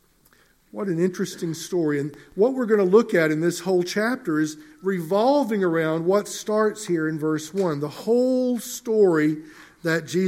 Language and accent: English; Mississippi, United States; Growing up in Mississippi many years ago, I was raised on a farm